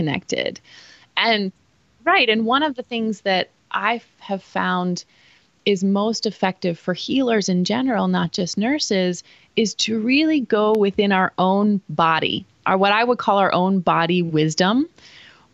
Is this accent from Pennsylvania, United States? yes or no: yes; Pittsburgh, Pennsylvania, United States; now in Phoenix, United States; I grew up in East Coast Pittsburgh